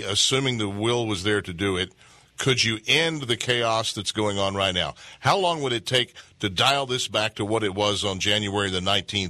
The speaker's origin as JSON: {"language": "English", "region": "Texas", "country": "United States", "tie": "born or raised there", "also_born_or_lived": "Dallas", "said": "I'm a Texan born and bred."}